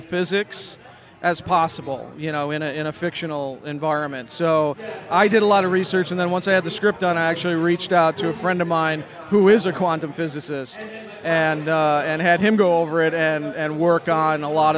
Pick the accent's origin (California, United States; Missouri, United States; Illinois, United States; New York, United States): Illinois, United States; Chicago; now in Los Angeles, United States; I'm originally from Chicago, but I've been in L.A. for over a decade now.